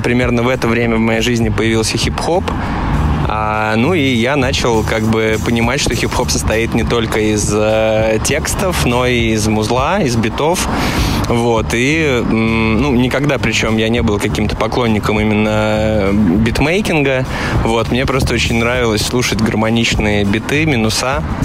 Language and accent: Russian; Pskov, Pskov Oblast, Russia; moved away as an adult; now in Saint Petersburg, Russia; я из Пскова